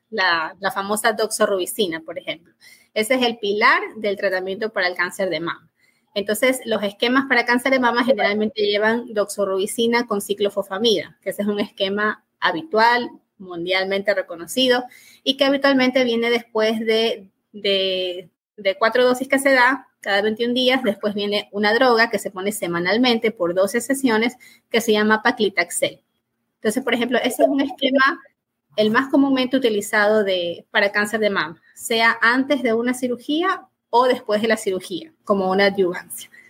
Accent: Ecuador; Me formé aquí en, en mi país, en Ecuador, médico de la Universidad Católica y el posgrado lo hice en la Universidad de Guayaquil.

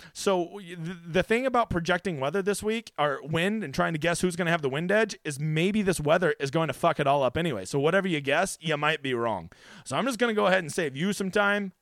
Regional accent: Oklahoma, United States; here in my home state of fucking piece of shit Oklahoma

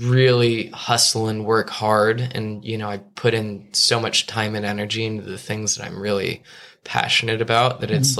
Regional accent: Los Angeles, California, United States; also born or lived in New York; growing up in Los Angeles, you know, going to Beverly Hills High School

